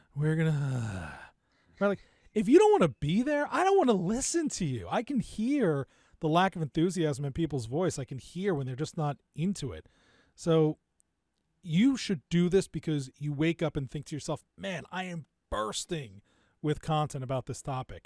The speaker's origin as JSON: {"language": "English", "region": "New Jersey", "country": "United States", "tie": "born or raised there", "also_born_or_lived": "New York / Miami, Florida", "said": "Parents moved out to the suburbs of New Jersey when I was pretty young, and so I grew up in New Jersey, just outside of Rutgers"}